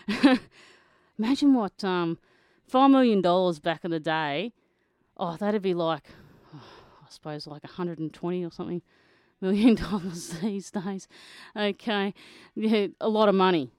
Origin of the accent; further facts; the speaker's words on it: Kerang, Victoria, Australia; Kerrang, Victoria, my hometown